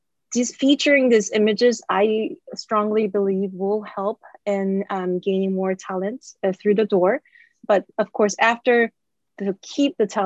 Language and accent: English; South Korea; moved away; actually I am originally from Korea